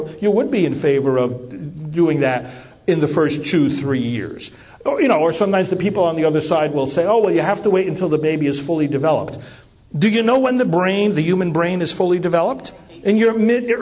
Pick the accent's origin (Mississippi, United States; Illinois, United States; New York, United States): New York, United States; moved away as an adult; now in Titusville, United States; I'm originally from New York